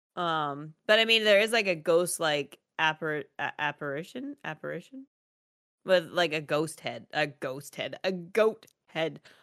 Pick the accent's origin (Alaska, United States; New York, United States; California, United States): Alaska, United States; I grew up in Alaska. We lived in the woods, literally.